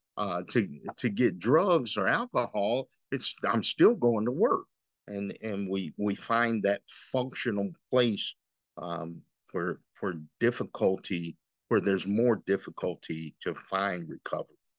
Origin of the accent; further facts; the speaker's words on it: Freeport, Illinois, United States; I'm from Freeport originally